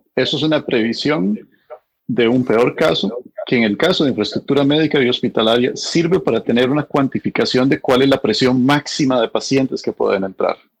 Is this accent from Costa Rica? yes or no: yes; Costa Rica; now in United States